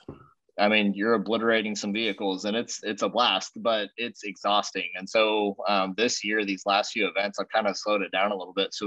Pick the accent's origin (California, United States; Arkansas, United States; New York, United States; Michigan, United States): Arkansas, United States; the Ozarks; I've grown up here